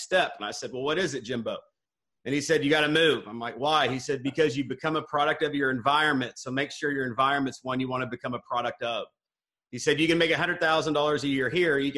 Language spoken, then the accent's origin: English; Northwest Missouri, United States; now in Dallas, United States; I grew up in Northwest Missouri. I live in Dallas, Texas now